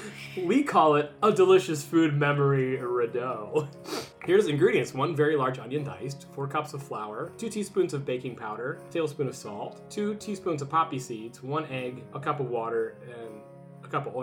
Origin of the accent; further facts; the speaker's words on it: East Coast, United States; now in Minnesota, United States; I'm from the East Coast, I'm finding, now that I've lived here, things that I say differently from other people.